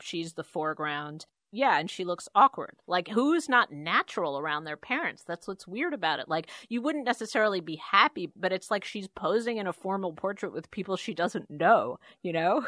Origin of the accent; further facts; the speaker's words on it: New York City, New York, United States; who I grew up with in Queens, even poorer than we were on really the wrong side of the tracks in Jamaica